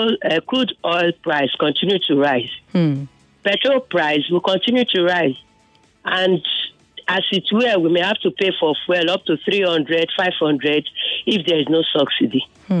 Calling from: Ibafo, Ogun State, Nigeria; I'm calling from Ibafo.

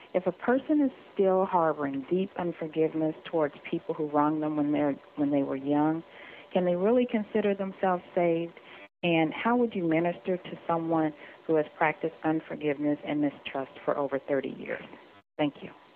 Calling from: Missouri, United States; I'm calling from Missouri.

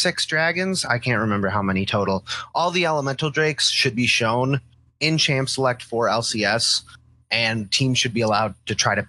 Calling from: Michigan, United States; I am calling from Michigan.

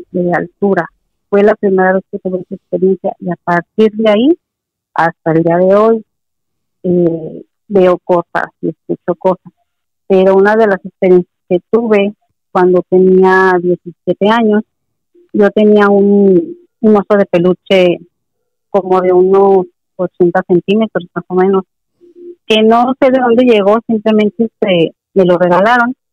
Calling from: Ensenada, Baja California, Mexico; de Baja California.

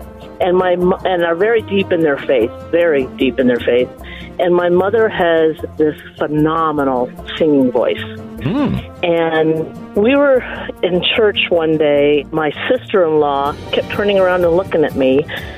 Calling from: Iowa, United States; I'm calling from Iowa

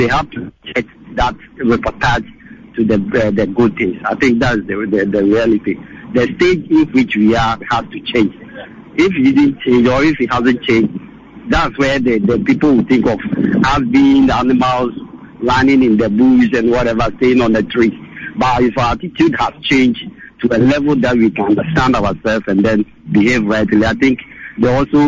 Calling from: Korle Bu, Greater Accra, Ghana; I'm calling from Kolebu.

